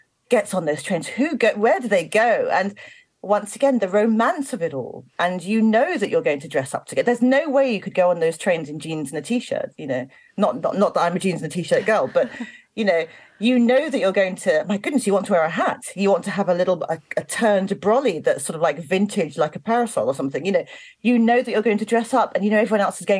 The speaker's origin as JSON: {"language": "English", "region": "London", "country": "United Kingdom", "moved": "yes", "said": "I am from South London originally. I live in the countryside now, but I'm from South London originally."}